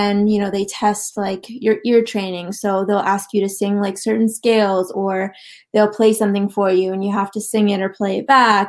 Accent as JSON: {"language": "English", "town": "Ottawa", "region": "Ontario", "country": "Canada", "moved": "as an adult", "lives_now": "Toronto, Canada", "said": "I am from Ottawa originally. I do live in Toronto now."}